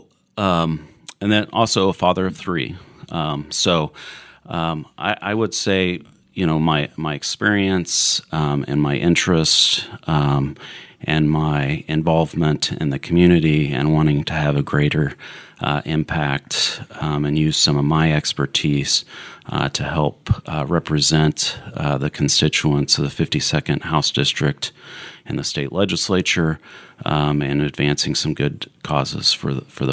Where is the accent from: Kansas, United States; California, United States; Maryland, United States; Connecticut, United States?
Kansas, United States; Topeka; I grew up here in Topeka, graduated from Washburn